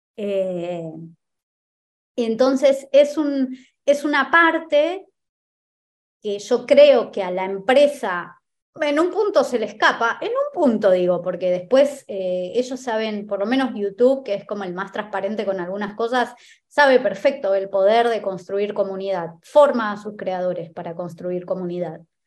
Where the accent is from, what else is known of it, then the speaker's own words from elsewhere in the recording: Argentina; En mi país